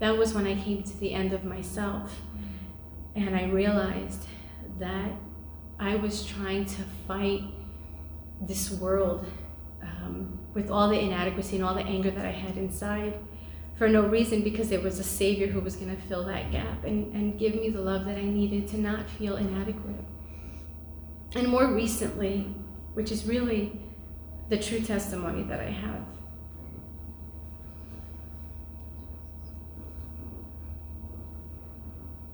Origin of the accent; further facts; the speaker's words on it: New York City, New York, United States; I grew up in New York City, and I grew up in a family that were not believers.